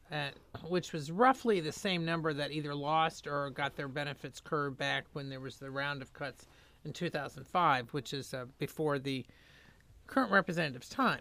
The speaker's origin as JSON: {"language": "English", "region": "Indiana", "country": "United States", "tie": "born or raised there", "moved": "yes", "said": "I'm from Indiana and grew up there"}